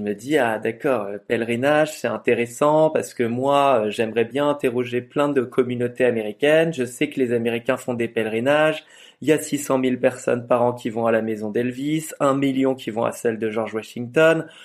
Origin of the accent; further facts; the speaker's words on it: France; je suis français